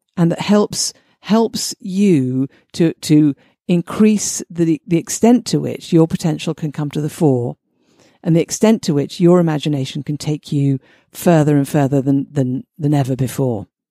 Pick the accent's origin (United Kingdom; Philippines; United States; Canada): United Kingdom; I'm British.